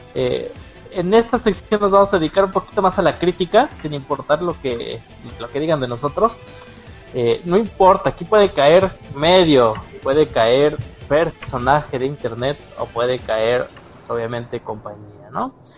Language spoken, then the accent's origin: Spanish; Mexico; lo hablamos aquí nosotros como mexicanos